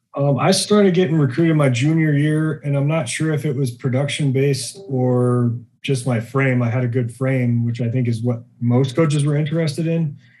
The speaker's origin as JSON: {"language": "English", "town": "Gillette", "region": "Wyoming", "country": "United States", "tie": "born or raised there", "also_born_or_lived": "Colorado", "moved": "as an adult", "said": "growing up in Wyoming is great. Small town, everyone knows everyone, and sports is king there"}